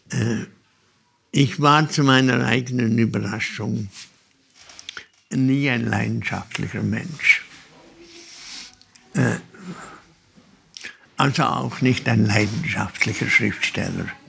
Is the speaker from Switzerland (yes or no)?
yes; Olten, Solothurn, Switzerland; Als Kind, ich bin in Olten aufgewachsen, da gibt es eine Holzbrücke.